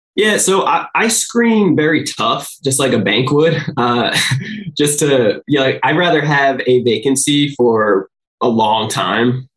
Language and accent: English; New Jersey, United States; now in San Diego, United States; I'm from New Jersey originally.